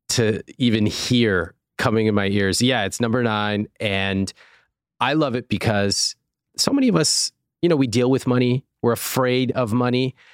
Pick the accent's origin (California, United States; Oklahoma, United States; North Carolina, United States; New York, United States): California, United States; Sacramento; born or raised there